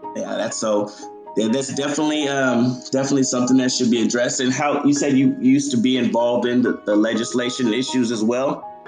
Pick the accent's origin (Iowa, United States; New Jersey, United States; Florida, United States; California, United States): California, United States; San Diego; San Diego, like where I'm from